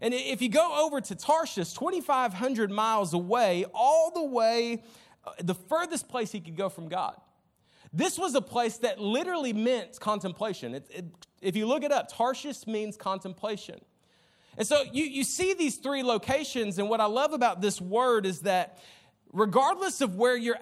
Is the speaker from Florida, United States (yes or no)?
yes; Jacksonville, Florida, United States; We had in-school suspension in Jacksonville